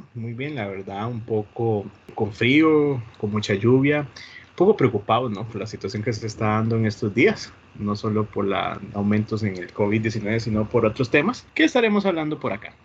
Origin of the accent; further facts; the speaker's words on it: Costa Rica; Como ticos